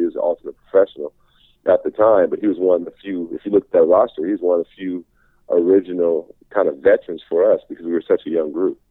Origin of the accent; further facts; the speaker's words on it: Seattle, Washington, United States; also born or lived in Los Angeles; Growing up in Seattle